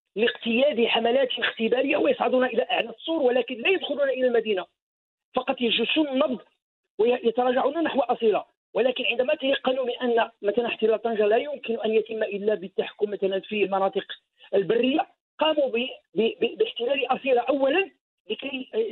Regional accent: Morocco; علينا كمغاربه

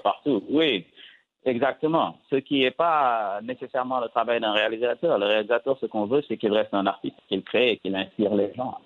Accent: Casamance, Senegal; je suis sénégalais, mais je suis d'origine casamanceaise.

